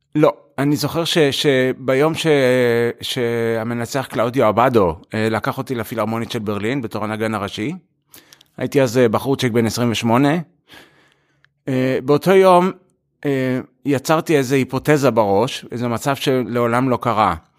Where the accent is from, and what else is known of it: Israel; born or raised there; moved away as an adult; also born or lived in United States; now in Europe